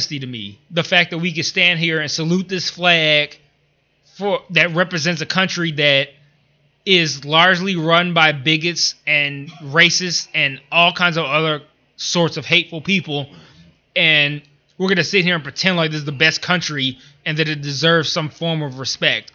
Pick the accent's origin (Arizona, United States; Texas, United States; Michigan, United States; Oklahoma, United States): Michigan, United States; Detroit; I'm from Detroit